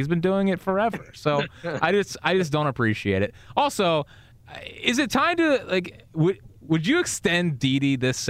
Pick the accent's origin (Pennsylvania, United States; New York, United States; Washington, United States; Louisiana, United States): New York, United States; Westchester; I'm from Westchester.